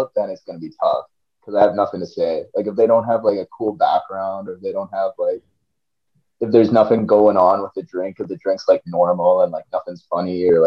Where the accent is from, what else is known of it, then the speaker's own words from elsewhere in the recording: Canada; I'm from Canada